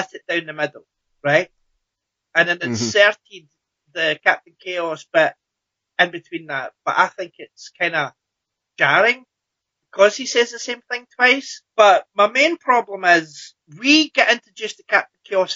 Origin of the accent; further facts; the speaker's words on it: Scotland, United Kingdom; I'm Scottish.